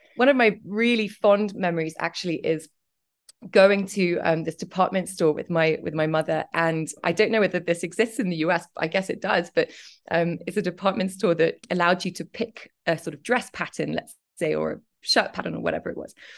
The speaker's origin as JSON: {"language": "English", "town": "Cambridge", "region": "East of England", "country": "United Kingdom", "tie": "born or raised there", "also_born_or_lived": "London", "moved": "yes", "said": "was born in Cambridge and, um, I grew up, I grew up there"}